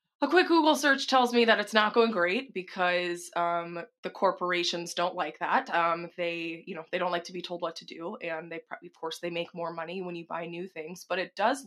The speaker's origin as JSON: {"language": "English", "region": "the South", "country": "United States", "said": "I'm from the South"}